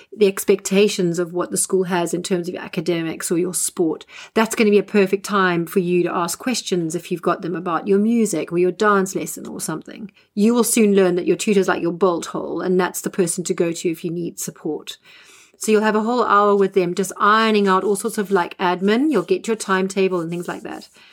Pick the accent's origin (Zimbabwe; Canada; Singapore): Zimbabwe; moved away as an adult; now in England, United Kingdom; I'm a Zimbabwean um, and was born and bred in Zimbabwe.